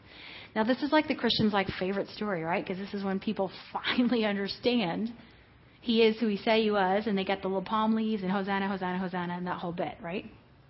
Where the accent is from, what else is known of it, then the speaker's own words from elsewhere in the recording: Mexico; Hello. I am from Mexico.